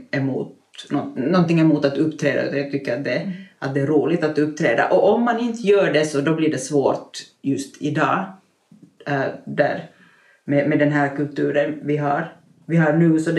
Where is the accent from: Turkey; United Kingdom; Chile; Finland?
Finland; som finlandssvensk i minoritet